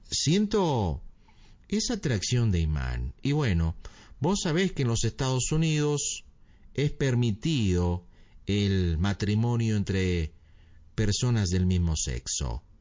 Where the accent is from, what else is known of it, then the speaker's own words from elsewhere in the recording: Buenos Aires, Argentina; also born or lived in California; Yo nací en California. Pero cuando tenía tres años, eh, mi, madre me llevó a Buenos Aires